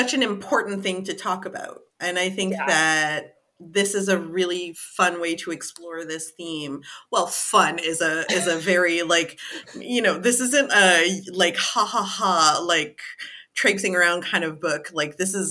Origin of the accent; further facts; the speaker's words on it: Canada; being of African descent, born and raised in Canada